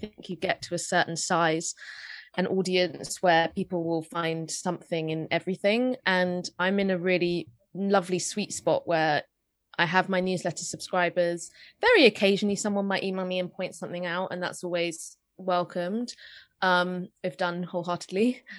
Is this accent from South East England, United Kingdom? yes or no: no; London, United Kingdom; I grew up in North London